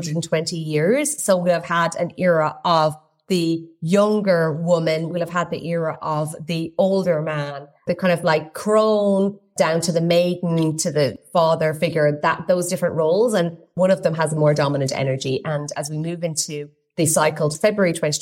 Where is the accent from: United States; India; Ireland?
Ireland; I'm Irish